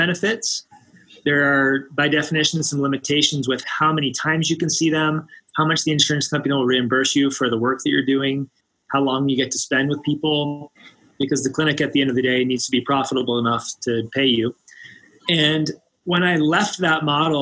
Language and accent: English; just north of Washington, D.C., Maryland, United States; moved away as an adult; now in Boulder, United States; I grew up just north of Washington, D.C. in Maryland